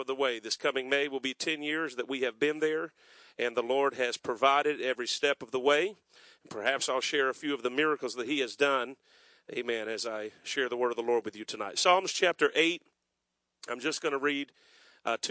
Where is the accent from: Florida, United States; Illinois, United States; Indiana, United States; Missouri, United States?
Florida, United States; South; now in North Myrtle Beach, United States; I was raised in South Florida